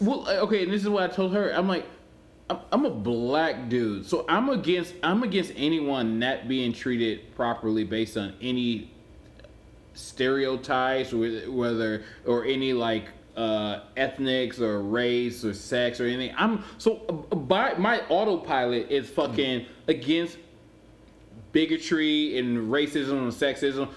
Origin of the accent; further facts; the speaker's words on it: Cleveland, Ohio, United States; I'm from Cleveland.